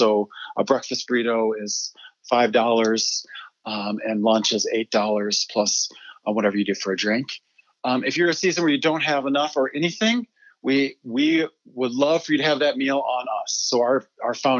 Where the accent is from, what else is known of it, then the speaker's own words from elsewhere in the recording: Michigan, United States; also born or lived in Uganda; now in Littleton, United States; I grew up in Michigan, and I was a PK